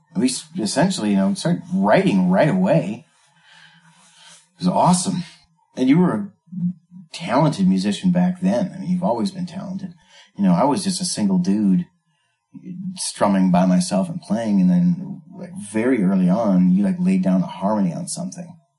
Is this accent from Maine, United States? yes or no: no; North Dakota, United States; growing up in North Dakota